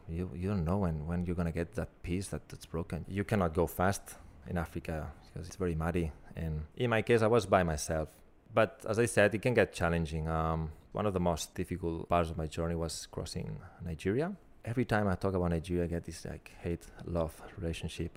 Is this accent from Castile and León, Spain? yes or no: no; Barcelona, Catalonia, Spain; moved away as an adult; now in Melbourne, Australia; my hometown in Barcelona